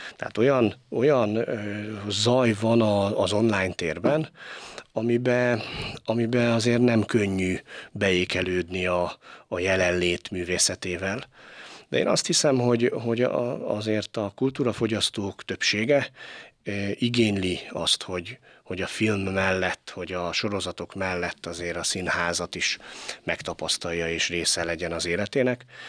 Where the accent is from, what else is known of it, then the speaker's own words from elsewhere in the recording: Pécs, Baranya, Hungary; moved away as an adult; also born or lived in Kaposvár; Én Pécsi voltam, Pécsi vagyok és Pécsi leszek